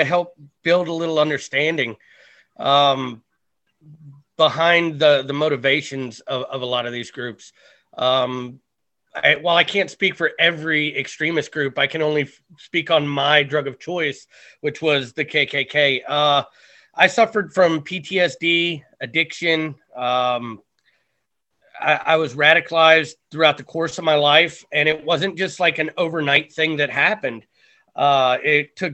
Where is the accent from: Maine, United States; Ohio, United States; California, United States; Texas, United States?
Ohio, United States; Cleveland; So during my childhood, I lived on the west side of Cleveland, Ohio